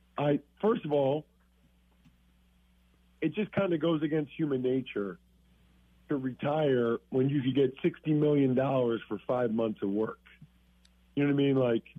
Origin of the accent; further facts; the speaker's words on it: outside of Philadelphia, Pennsylvania, United States; I grew up outside of Philadelphia